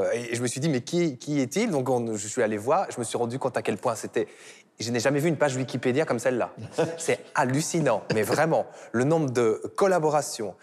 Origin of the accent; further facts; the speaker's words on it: Belgium; je suis belge